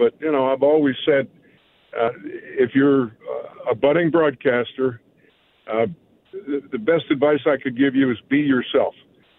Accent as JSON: {"language": "English", "town": "Pittsburgh", "region": "Pennsylvania", "country": "United States", "tie": "born or raised there", "said": "Growing up in Garfield, I could see the bright lights of Forbes Field on a summer night."}